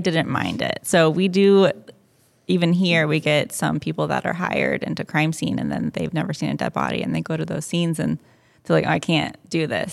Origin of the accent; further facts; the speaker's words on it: Cumming, Georgia, United States; moved away; I grew up just north of Atlanta in Cumming, Georgia